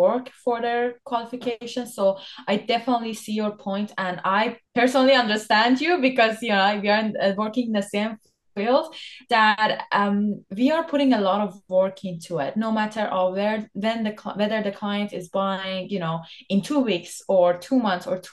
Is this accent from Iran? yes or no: yes; Iran; now in Canada; I'm from Iran by born